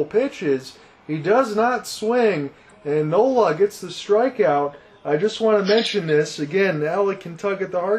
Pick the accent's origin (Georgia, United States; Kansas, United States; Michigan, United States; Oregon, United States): Michigan, United States; Detroit; I'm from Detroit